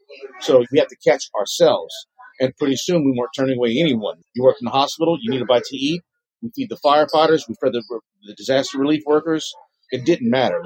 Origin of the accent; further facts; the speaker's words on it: Lafayette, Louisiana, United States; moved away as an adult; now in New Orleans, United States; I'm from the Lafayette area.